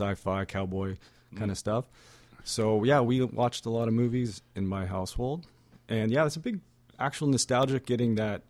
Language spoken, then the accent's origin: English; Stoney Creek, Ontario, Canada; I'm from Stoney Creek, Ontario. Born in 1977.